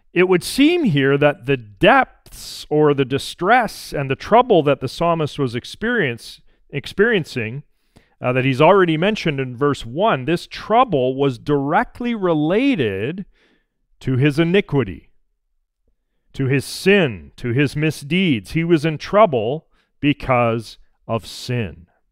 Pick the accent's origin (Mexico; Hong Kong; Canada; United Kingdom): Canada; Alberta; growing up in Alberta